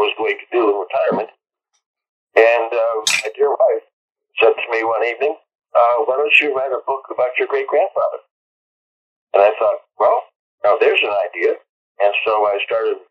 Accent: Cleveland, Ohio, United States; Born and raised in Northern Ohio, suburbs of Cleveland.

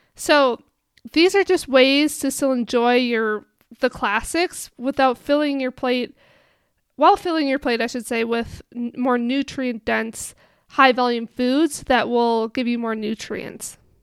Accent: Minnesota, United States; moved away; I'm from Minnesota

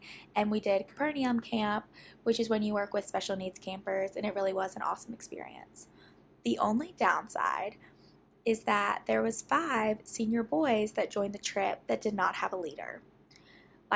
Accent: Jackson, Mississippi, United States; I live in my hometown

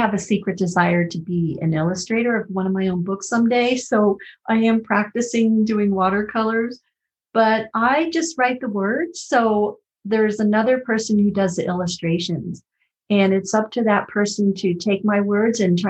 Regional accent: Connecticut, United States; now in Colorado, United States; I grew up in Connecticut

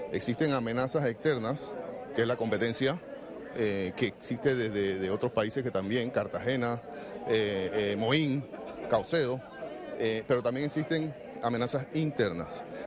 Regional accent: Panama; nosotros como panameños

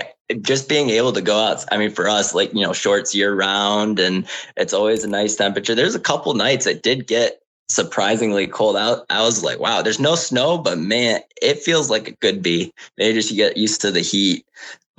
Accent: Michigan, United States; now in Las Vegas, United States; Yeah, so we came out here when it was really hot. We came from Michigan.

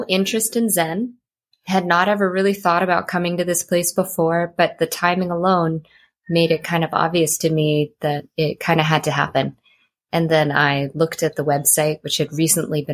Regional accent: United States; now in Oahu, United States; I'm Korean American, and I do have some Japanese and Chinese ancestry a couple generations back. And I live right now in Kalihi Valley on the island of Oahu in Hawaii

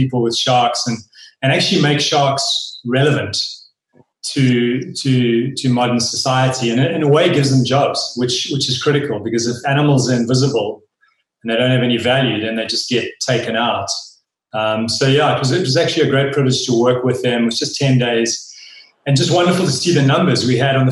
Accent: Wild Coast, Eastern Cape, South Africa; We spent a lot of time as young kids growing up on the Wild Coast, which is the Eastern Cape of South Africa, just beautiful, rugged coastline.

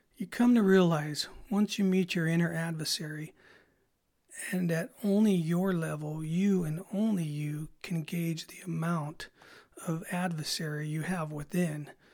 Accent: Salinas, California, United States; I grew up in Salinas

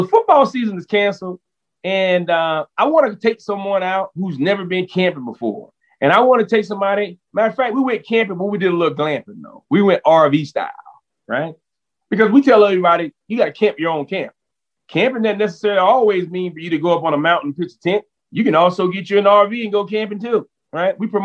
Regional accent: Orangeburg, South Carolina, United States; also born or lived in Columbia, South Carolina; now in Brevard, United States; I'm from Columbia, from Orangeburg

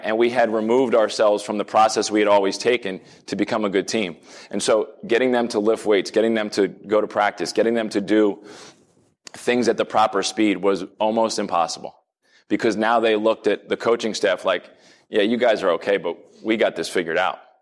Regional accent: New Jersey, United States; moved away as an adult; now in Pittsburgh, United States; I grew up in New Jersey

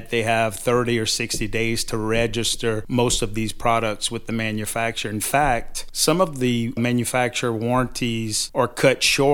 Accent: Golden Meadow, Louisiana, United States; I'm originally from Golden Meadow, Louisiana

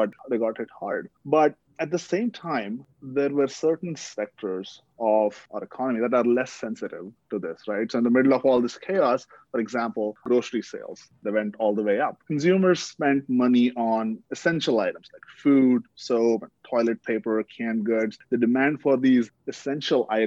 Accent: India; moved away; growing up in India

